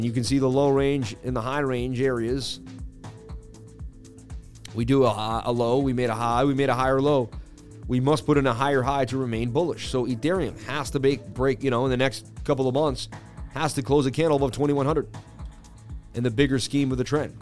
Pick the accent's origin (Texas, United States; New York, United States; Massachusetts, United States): Massachusetts, United States; Boston; I grew up in Boston, Irish, where people were just pouring liquor on my face when I was young